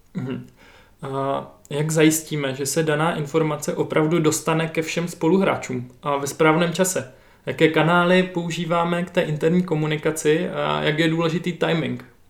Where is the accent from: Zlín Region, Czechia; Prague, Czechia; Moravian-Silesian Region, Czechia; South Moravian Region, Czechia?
Zlín Region, Czechia; Zlín; já jako Zlíňák